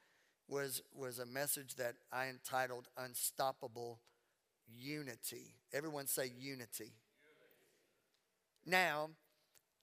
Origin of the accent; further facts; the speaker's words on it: Louisiana, United States; accent: Southern; also born or lived in Mississippi; now in Texas, United States; I was born in Mississippi. I was raised in Louisiana